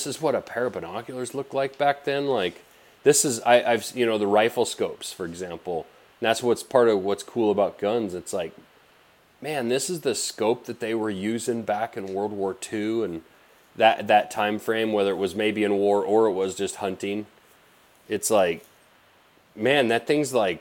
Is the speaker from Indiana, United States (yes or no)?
no; Blackfoot River Valley, Montana, United States; I grew up in the Blackfoot River Valley here in Montana.